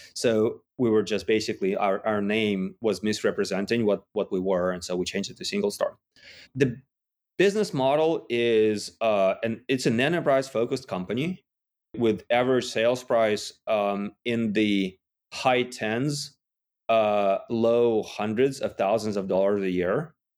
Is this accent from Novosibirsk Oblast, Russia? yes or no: no; Yekaterinburg, Sverdlovsk Oblast, Russia; moved away; I was in Russia in a, in a relatively small city called Yekaterinburg